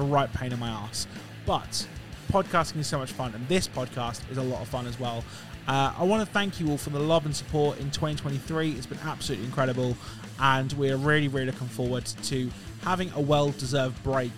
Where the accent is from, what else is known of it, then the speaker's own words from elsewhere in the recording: United Kingdom; I'm British